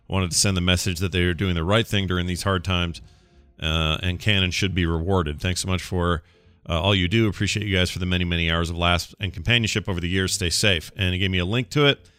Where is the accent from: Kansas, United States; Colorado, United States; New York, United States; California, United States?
Colorado, United States; Denver; a small video game store owner in my hometown of Denver, Colorado, is doing uh, everything in their power to continue paying their employees